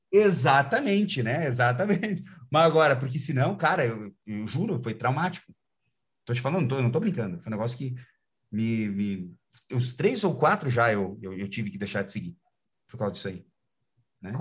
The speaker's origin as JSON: {"language": "Portuguese", "country": "Brazil", "said": "a gente é brasileiro, a gente gosta desse tipo de coisa"}